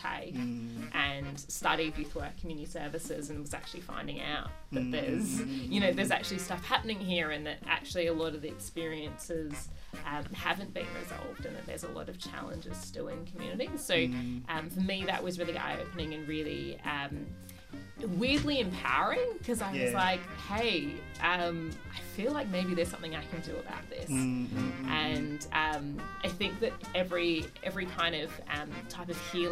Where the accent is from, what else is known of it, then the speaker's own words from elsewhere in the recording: Perth, Western Australia, Australia; I was raised in Perth